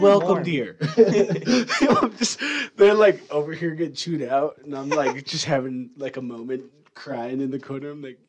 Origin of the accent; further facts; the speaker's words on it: Montana, United States; I'm from Montana in this outer skirts of Edmonton, so like it's basically like Great Falls.